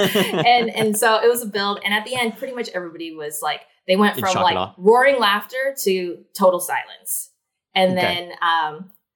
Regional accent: Shasta County, California, United States; born or raised there; now in Los Angeles, United States

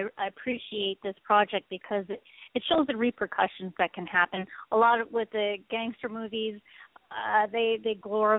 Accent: Canada; moved away; I'm an actress from Canada originally. I am of Filipino descent.

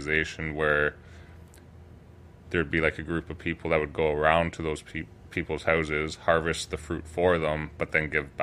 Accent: Listowel, Ontario, Canada; also born or lived in Kitchener; growing up in Listowel, it's a rural community

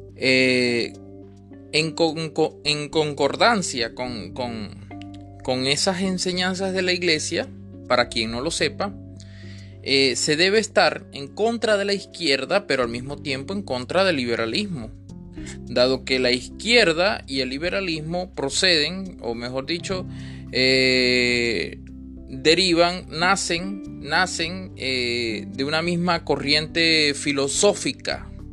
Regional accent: Venezuela; yo sí vivo aquí en Venezuela, que soy venezolano y aún estoy aquí

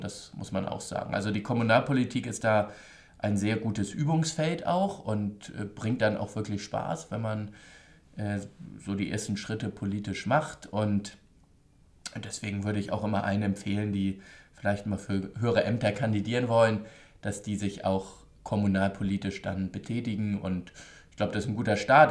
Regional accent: Hamburg, Germany; Ich komme aus Hamburg, aus dem Wahlkreis Hamburg-Nord, Alstertal

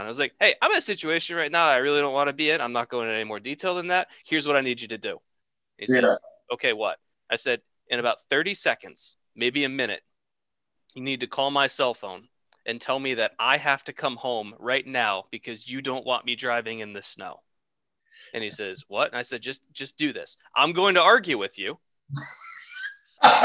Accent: Troy, New York, United States; Justin and I grew up outside of Troy

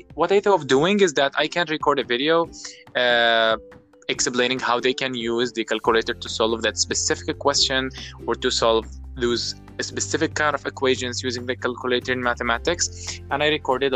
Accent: Tripoli, Tripoli District, Libya; I am from Tripoli, Libya

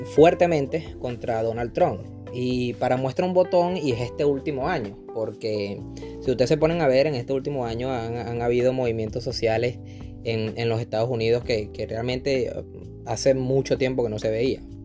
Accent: Venezuela; moved away; del país de donde yo vengo, que soy venezolano

